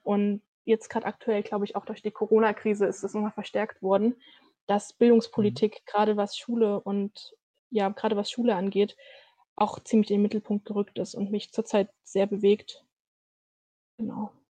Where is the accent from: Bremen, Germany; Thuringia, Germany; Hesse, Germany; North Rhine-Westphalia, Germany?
Thuringia, Germany; near Pößneck, eastern; now in Weimar, Germany; ich komme tatsächlich nicht direkt aus Pößnick, sondern aus Kolpa. Das ist so ein 1000 dorf ganz in der Nähe.